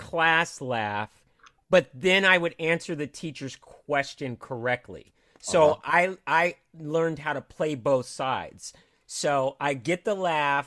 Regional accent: Cupertino, California, United States; also born or lived in Los Angeles, California / San Jose, California; I was born in Los Angeles, but I grew up in Northern California

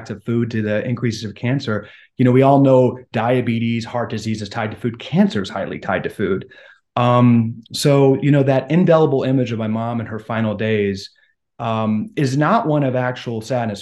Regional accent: Washington, District of Columbia, United States; I grew up very conservative in Washington, D.C.

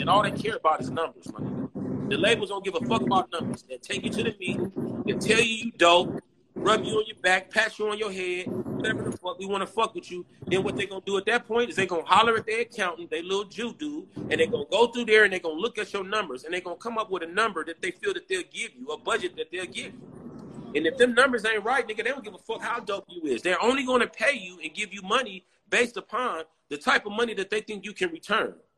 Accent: San Diego, California, United States; I'm from Lincoln Park

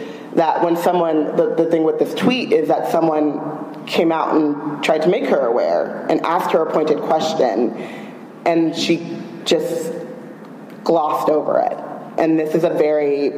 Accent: United States; we're all from America

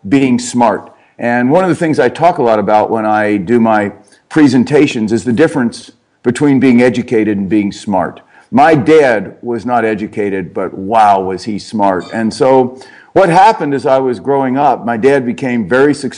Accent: Cincinnati, Ohio, United States; I grew up in Cincinnati, Ohio

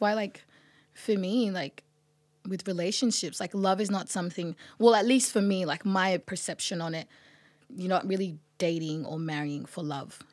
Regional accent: Australia; also born or lived in Sudan; I grew up in Australia

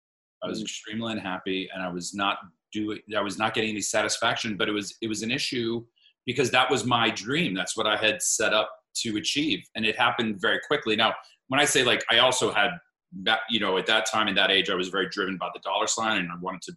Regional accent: Miami, Florida, United States; I grew up in Miami, Florida, with a single mother who was a social worker.

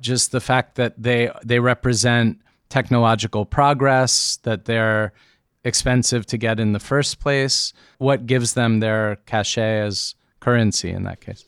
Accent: United States; growing up in America

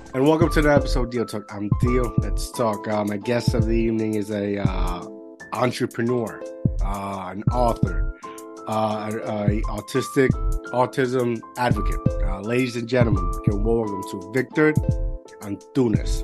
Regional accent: Puerto Rico; first language Spanish; English is a second language; moved away as an adult; I grew up in Puerto Rico all my life

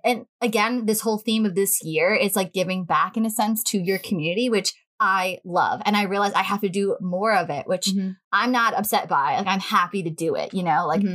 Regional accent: Long Island, New York, United States; we've been on this island since we were born

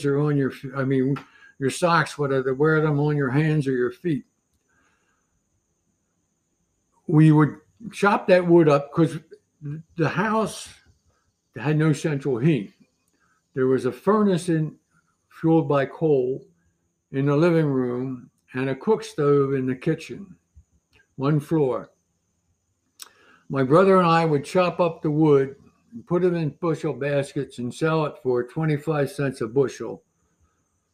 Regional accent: Philadelphia, Pennsylvania, United States; I was born and lived in Southwest Philadelphia for the first 9 years of my life

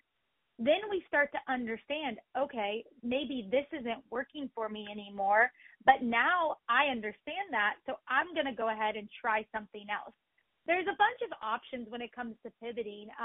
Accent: Oklahoma, United States; I grew up in Oklahoma on a farm.

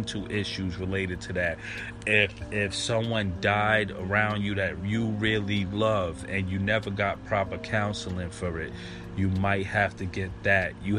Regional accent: New York City, New York, United States; growing up in the 80s and 90s in Brooklyn

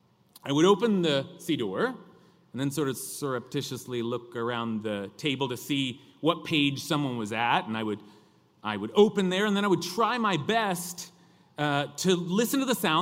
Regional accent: California, United States; accent: California drawl; my accent, that California drawl

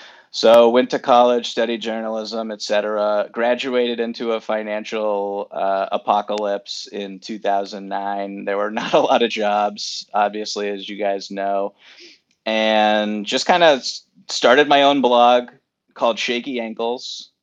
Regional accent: Newton, Massachusetts, United States; I grew up in neighboring Newton, Massachusetts.

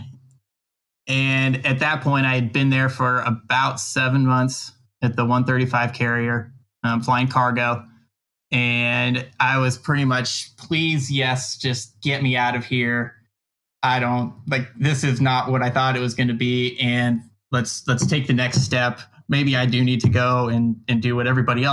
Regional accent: Southern California, United States; I was from Southern California

